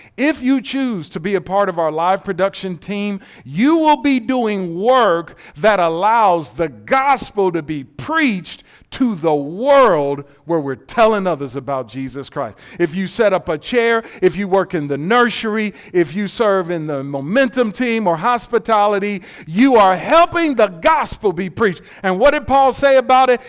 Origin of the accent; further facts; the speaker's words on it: Detroit, Michigan, United States; now in Texas, United States; I'm not from Texas. I'm from Detroit.